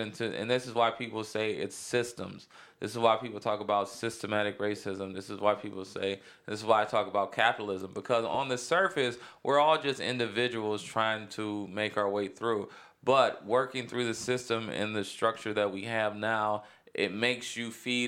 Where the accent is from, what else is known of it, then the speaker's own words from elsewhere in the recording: Cleveland, Ohio, United States; growing up in Cleveland, like, I knew racism, but I really didn't know racism till I moved to the suburbs.